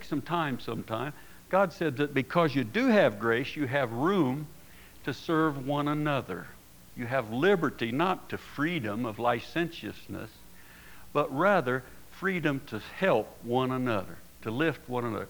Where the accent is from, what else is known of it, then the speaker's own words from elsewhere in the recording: Oklahoma, United States; now in Casper, United States; I grew up in Oklahoma during the the Prohibition days